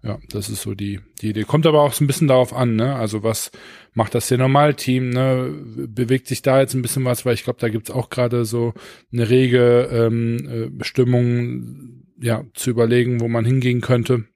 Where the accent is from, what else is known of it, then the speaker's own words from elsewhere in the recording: Düsseldorf, North Rhine-Westphalia, Germany; ich komme aus Düsseldorf, ich bin in Oberkassel zur Schule gegangen